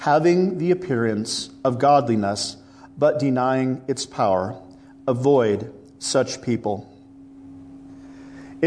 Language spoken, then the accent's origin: English; Midwest, United States; now in Los Angeles, United States; I come from the Midwest